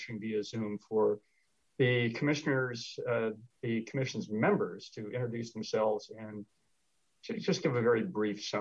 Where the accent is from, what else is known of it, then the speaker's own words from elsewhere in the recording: Sacramento, California, United States; also born or lived in Los Angeles; I was born and raised in Sacramento.